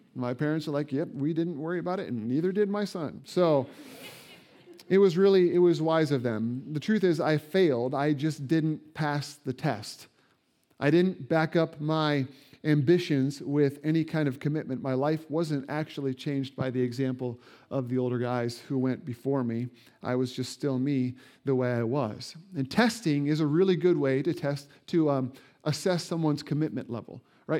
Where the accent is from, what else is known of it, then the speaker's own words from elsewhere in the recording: Indiana, United States; moved away; I grew up in Indiana where basketball is king